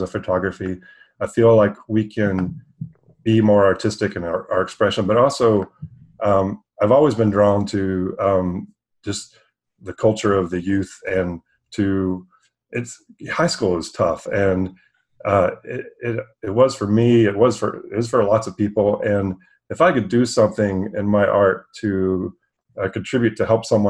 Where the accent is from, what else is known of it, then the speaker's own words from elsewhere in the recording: Texas, United States; moved away as an adult; also born or lived in Los Angeles; I was born and raised in Texas